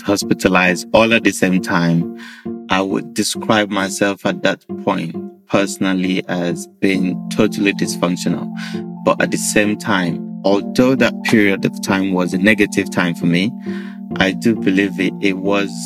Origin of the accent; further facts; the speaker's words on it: Nigeria; moved away as an adult; I grew up in Nigeria with what I would describe as a fair upbringing